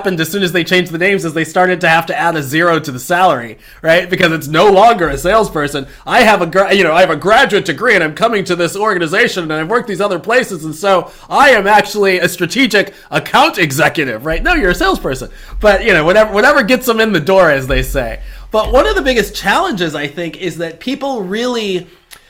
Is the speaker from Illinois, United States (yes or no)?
yes; Chicago, Illinois, United States; I grew up in Chicago